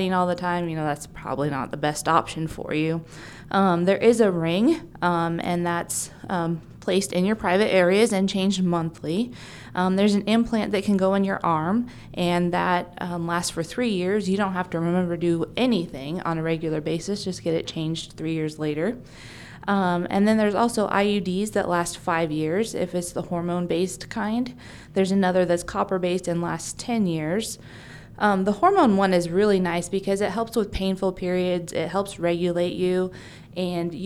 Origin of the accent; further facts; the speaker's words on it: Bedford, Iowa, United States; I grew up in Bedford Gravity area, so I am a local and was born at this hospital.